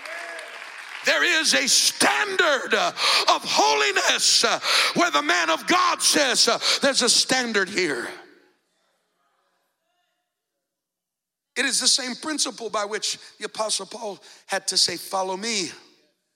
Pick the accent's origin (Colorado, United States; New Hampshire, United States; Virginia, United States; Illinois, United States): Colorado, United States; now in Fort Myers, United States; I grew up in Colorado in the mountains